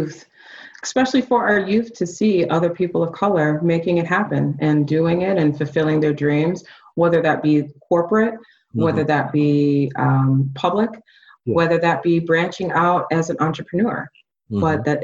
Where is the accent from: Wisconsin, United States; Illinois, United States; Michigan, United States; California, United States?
Michigan, United States; Ann Arbor; now in Atlanta, United States; I grew up in Ann Arbor, Michigan, born and raised Ann Arbor, Michigan. And you know, I felt that way before I moved to Atlanta.